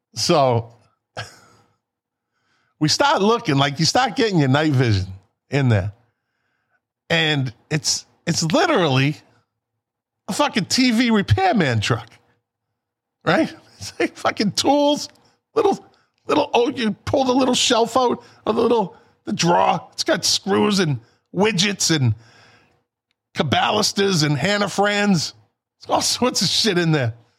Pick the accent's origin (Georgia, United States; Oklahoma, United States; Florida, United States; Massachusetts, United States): Massachusetts, United States; Boston; we're from Boston